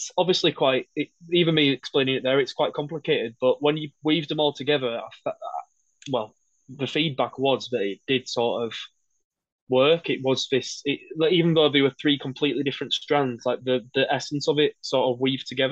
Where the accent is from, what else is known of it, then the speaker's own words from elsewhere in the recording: Wakefield, Yorkshire and the Humber, United Kingdom; I'm from Wakefield